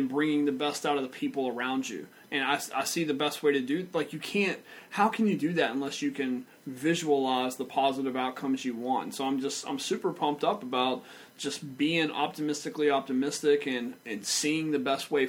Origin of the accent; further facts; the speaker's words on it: Vidor, Texas, United States; I grew up in Vidor, Texas with nothing